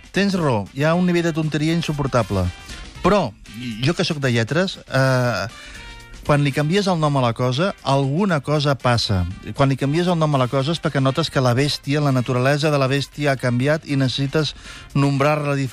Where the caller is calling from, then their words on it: Granollers, Catalonia, Spain; de Granollers.